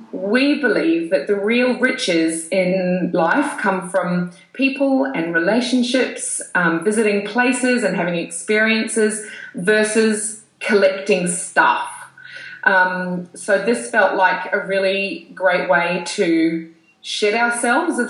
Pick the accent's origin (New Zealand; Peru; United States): New Zealand; also born or lived in Europe; now in Sydney, Australia; I'm from New Zealand